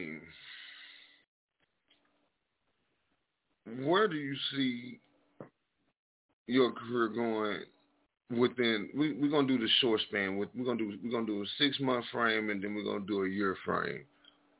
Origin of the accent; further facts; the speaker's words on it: East Texas, United States; moved away as an adult; now in Dallas, United States; I'm from down that way. You know what I'm saying? I've only been up here for about a year and a half now